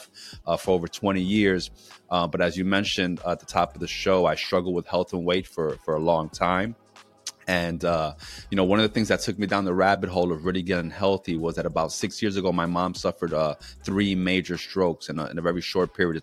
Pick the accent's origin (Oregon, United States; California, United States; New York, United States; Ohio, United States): New York, United States; New York City; moved away as an adult; now in Philadelphia, United States; I'm originally from New York City